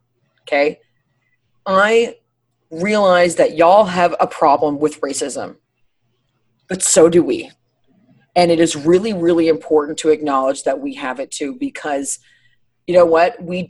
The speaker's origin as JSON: {"language": "English", "country": "Ireland", "said": "Actually, I'm Irish. I use like a mild salsa."}